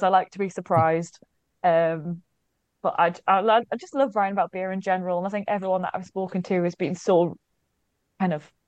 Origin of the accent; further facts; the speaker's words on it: Newcastle upon Tyne, North East England, United Kingdom; moved away as an adult; ever since I left Newcastle at the age of 18 to move away to go to university